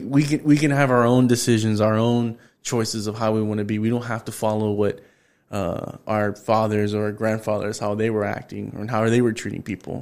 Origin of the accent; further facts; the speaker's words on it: Houston, Texas, United States; I'm from the North Side